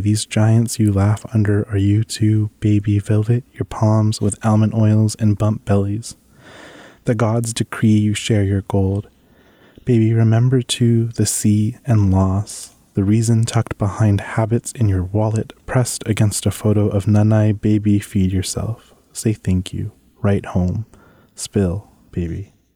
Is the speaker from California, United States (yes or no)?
yes; San Diego, California, United States; now in Bay Area, United States; I grew up in San Diego, California, specifically National City and Chula Vista